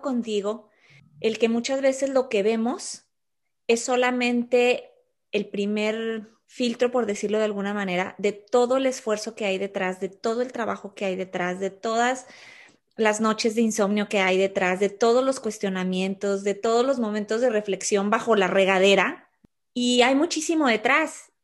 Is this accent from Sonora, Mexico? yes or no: no; Torreón, Coahuila, Mexico; originaria de Torreón, Coahuila, México, por cierto, mi tierra